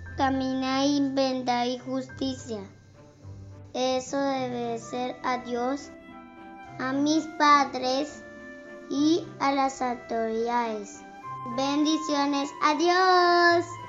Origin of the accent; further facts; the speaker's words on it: Argentina; Soy de Argentina.